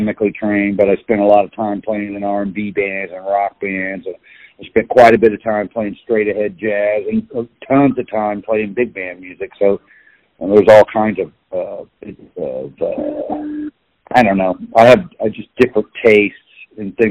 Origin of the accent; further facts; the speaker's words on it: Kansas City, Kansas, United States; also born or lived in Liberal, Kansas; I was born in Kansas City